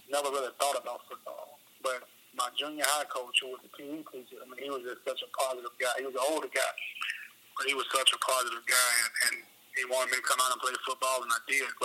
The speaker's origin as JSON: {"language": "English", "town": "Memphis", "region": "Tennessee", "country": "United States", "tie": "born or raised there", "also_born_or_lived": "Chattanooga", "said": "I want to go back to my hometown and kind of be an impact in my hometown."}